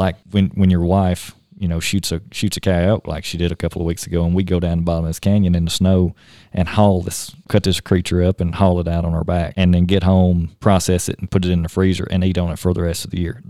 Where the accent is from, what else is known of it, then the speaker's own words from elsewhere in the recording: the South, United States; I'm from the South. You know, we eat anything.